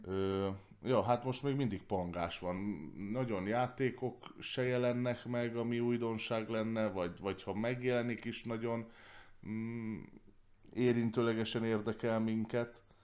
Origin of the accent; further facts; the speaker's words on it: Hungary; magyar ember vagyok